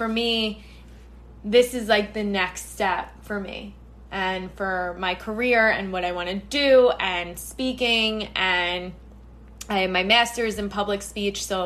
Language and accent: English; New York, United States; I am based, born and bred in New York.